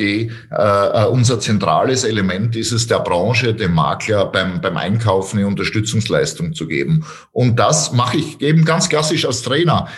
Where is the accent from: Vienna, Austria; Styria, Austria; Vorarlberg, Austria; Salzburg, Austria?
Styria, Austria; ich komme aus der Steiermark